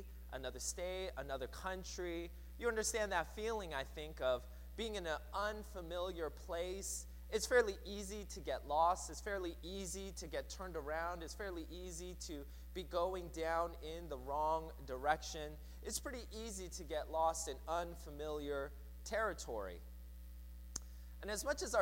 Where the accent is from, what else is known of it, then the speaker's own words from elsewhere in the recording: Seattle, Washington, United States; growing up in Seattle